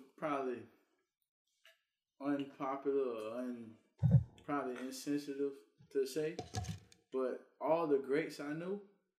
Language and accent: English; Louisiana, United States; I'm from Louisiana